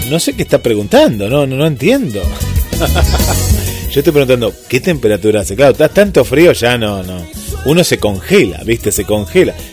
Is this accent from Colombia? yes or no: yes; Colombia; now in Toronto, Canada; colombiano, viviendo en Toronto.